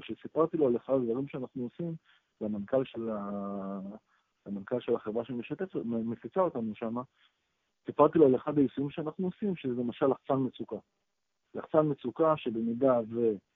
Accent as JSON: {"language": "Hebrew", "country": "Israel", "said": "אנחנו ישראלים"}